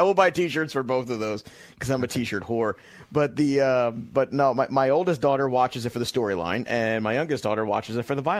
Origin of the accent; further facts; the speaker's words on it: New York City, New York, United States; I'm from Brooklyn